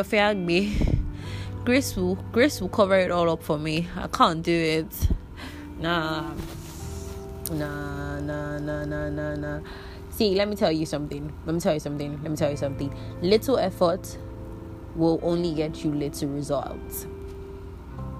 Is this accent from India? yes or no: no; Nigeria